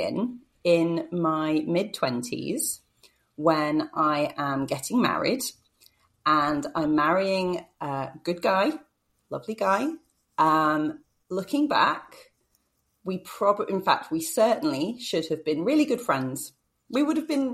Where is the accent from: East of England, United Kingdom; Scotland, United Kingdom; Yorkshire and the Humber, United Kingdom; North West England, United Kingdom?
East of England, United Kingdom; about an hour north of London; now in Manchester, United Kingdom; I grew up in the south of England, so about an hour north of London.